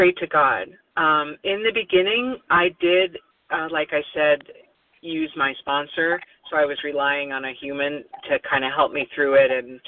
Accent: Oregon, United States; now in New Jersey, United States; I was born in Oregon

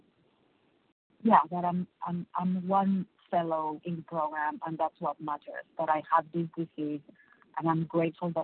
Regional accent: Mexico City, Mexico; moved away as an adult; now in Michigan, United States; I live in Michigan, but I am from Mexico City.

